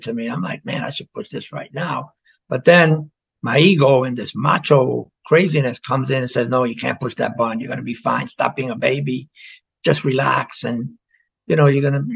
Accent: New York City, New York, United States; moved away; also born or lived in Florida; Growing up in the South Bronx

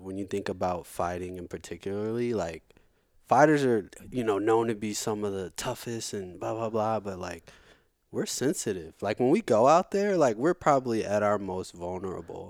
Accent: St. Louis, Missouri, United States; also born or lived in Virginia Beach, Virginia; I've I've been in St. Louis since I'm two, so so I'm from St. Louis.

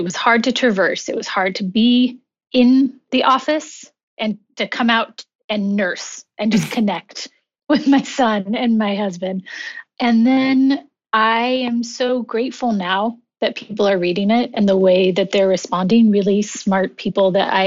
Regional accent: California, United States; moved away as an adult; also born or lived in New York City; I returned home to California

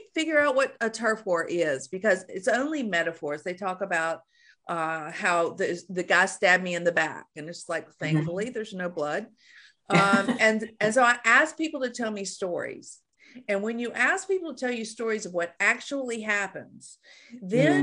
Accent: Shreveport, Louisiana, United States; moved away as an adult; also born or lived in Australia; I'm from Shreveport, Louisiana. So I had a cultural, you know, cone of silence around about growing up in Shreveport, Louisiana

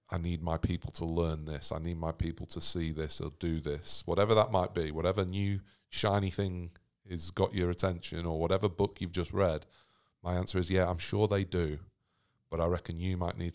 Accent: Sydney, New South Wales, Australia; we're from Sydney.

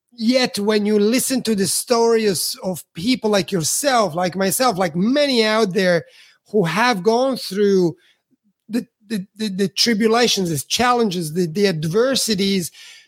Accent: Italy; Again, I'm from Italy, so I'm a foreigner here.

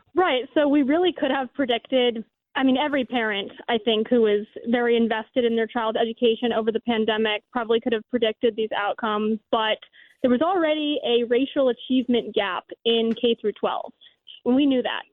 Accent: Florida, United States; I'm from Florida

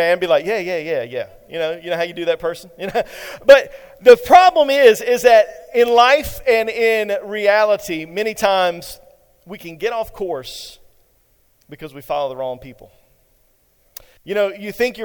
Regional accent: eastern North Carolina, United States; moved away; my hometown in eastern North Carolina

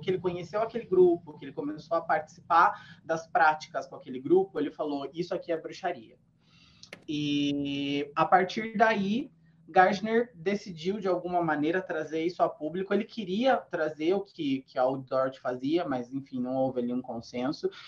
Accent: Sorocaba, São Paulo, Brazil; eu sou do interior, né? Eu sou de Sorocaba

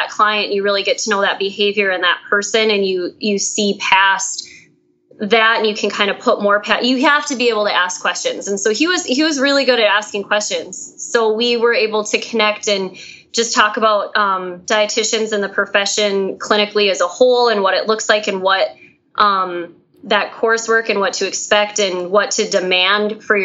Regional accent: Fargo, North Dakota, United States; accent: twang; I'm from Fargo, North Dakota

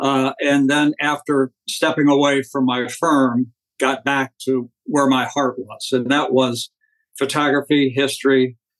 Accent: Washington, District of Columbia, United States; moved away as an adult; also born or lived in St. Louis area; I grew up in suburban Washington, D.C., went to college in the Midwest, in the St. Louis area, was a photographer in the Air Force for 4 years during the Vietnam era.

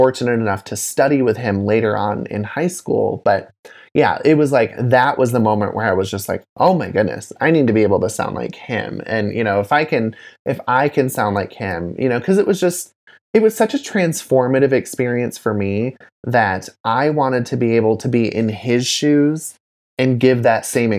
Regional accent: Grand Rapids, Michigan, United States; Oh, yeah, which is where I grew up.

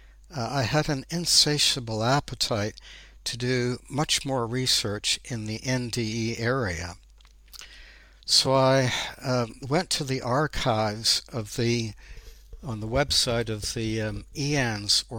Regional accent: Ontario, Canada; moved away as an adult; I was born in Ontario, Canada, and I spent my first 30 years there

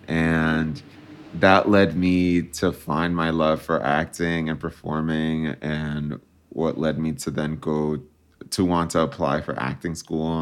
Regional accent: New Jersey, United States; moved away as an adult; also born or lived in New York City; now in Los Angeles, United States; I was born and raised in New Jersey, and I'm very proud to be from there.

